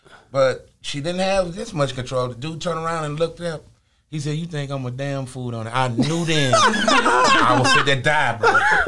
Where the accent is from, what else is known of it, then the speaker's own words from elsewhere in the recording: Ohio, United States; moved away; also born or lived in Birmingham, Alabama; I was born in Ohio.